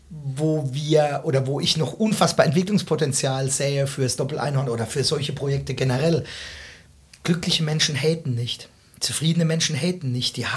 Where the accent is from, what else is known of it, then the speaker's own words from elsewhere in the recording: Rhineland-Palatinate, Germany; mich beispielsweise als zugezogener, ich bin ja eigentlich Pfälzer ne